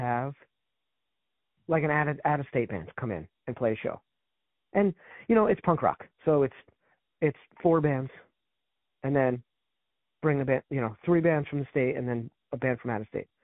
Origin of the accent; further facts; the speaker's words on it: New Haven, Connecticut, United States; I'm from New Haven